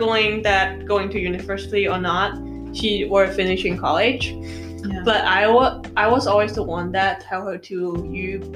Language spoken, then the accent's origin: English; Macau; also born or lived in Australia; now in United States; I come from Macau.